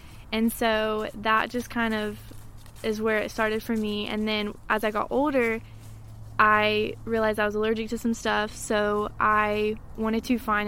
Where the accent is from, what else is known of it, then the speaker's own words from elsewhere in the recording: Maryville, Tennessee, United States; I was born and raised here in Merrillville